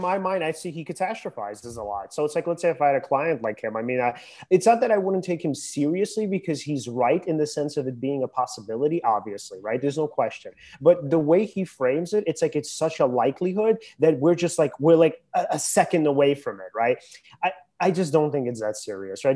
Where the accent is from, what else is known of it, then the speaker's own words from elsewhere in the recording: United States; I live in America.